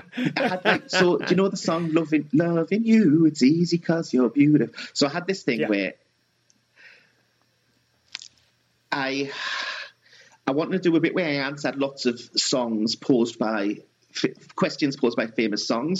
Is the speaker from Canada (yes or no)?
no; South Tyneside, North East England, United Kingdom; We're both from South Tyneside